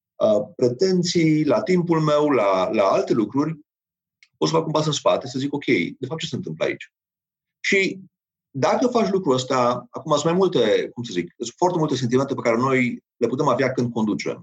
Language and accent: Romanian; Romania; noi ca și români